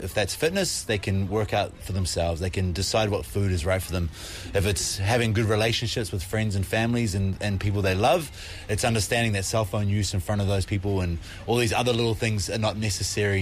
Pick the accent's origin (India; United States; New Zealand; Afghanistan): New Zealand; now in Korea; I'm from New Zealand.